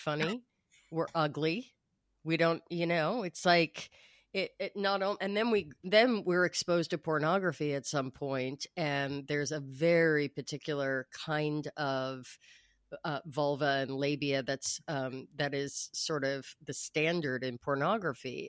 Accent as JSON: {"language": "English", "region": "New York", "country": "United States", "tie": "born or raised there", "moved": "yes", "lives_now": "Los Angeles, United States", "said": "I grew up in New York. I live in Los Angeles"}